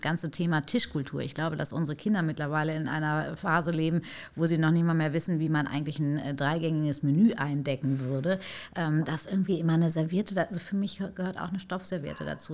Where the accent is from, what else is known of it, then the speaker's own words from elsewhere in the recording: between Paderborn and Bielefeld, North Rhine-Westphalia, Germany; also born or lived in Hamburg; ich in Hamburg geboren bin, äh, groß geworden in Nordrhein-Westfalen zwischen Paderborn und Bielefeld